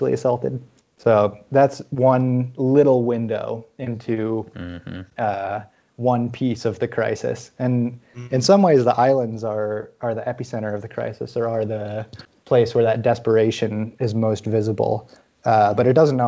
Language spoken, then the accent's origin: English; United States; in my American ignorance